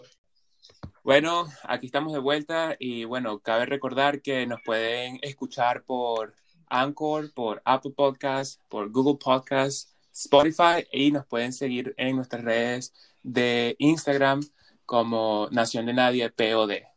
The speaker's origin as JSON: {"language": "Spanish", "country": "Venezuela", "moved": "yes", "lives_now": "Canada", "said": "de Venezuela"}